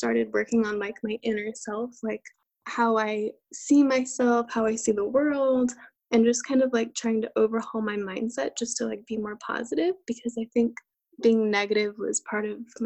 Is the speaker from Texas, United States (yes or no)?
yes; Texas, United States; I am from Texas and I was born and raised here